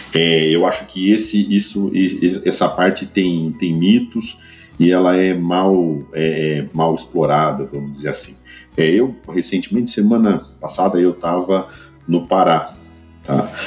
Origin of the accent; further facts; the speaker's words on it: Ribeirão Preto, São Paulo, Brazil; eu sou de Ribeirão Preto, tá? do interior de São Paulo